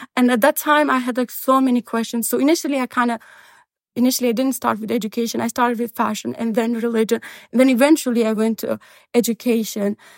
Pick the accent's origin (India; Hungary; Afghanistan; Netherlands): Afghanistan; Kandahar; moved away as an adult; now in Boston, United States; Taliban came to Kandahar, my hometown, in nineteen ninety-five